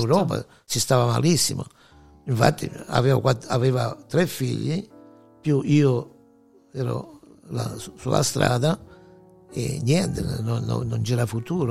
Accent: Pacentro, Abruzzo, Italy; moved away as an adult; now in Detroit, United States; nato, eh, in un piccolo paese sulle montagne d'Abruzzo, in Bol-, la provincia dell'Aquila, si chiama Pacentro

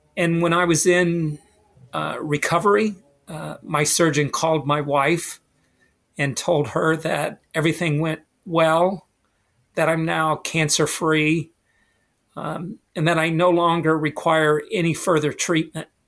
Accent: West Virginia, United States; moved away as an adult; I went to a small school, small high school in West Virginia.

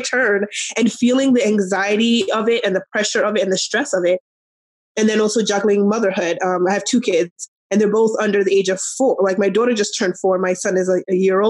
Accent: New York, United States; moved away as an adult; now in Arizona, United States; I'm from New York originally. We moved to Arizona

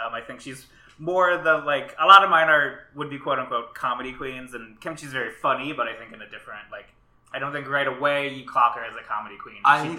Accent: Minneapolis, Minnesota, United States; I grew up in Minneapolis

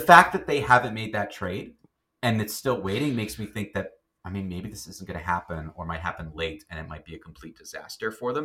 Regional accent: Canada; we're Canadian

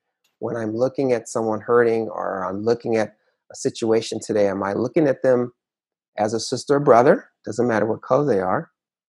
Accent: Conyers, Georgia, United States; I was telling her, hey, because we're from Conyers.

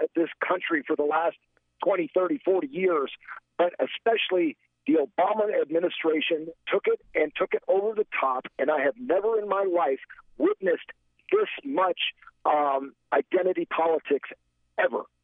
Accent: Gary, Indiana, United States; moved away; also born or lived in Florida; I grew up in Gary, Indiana.

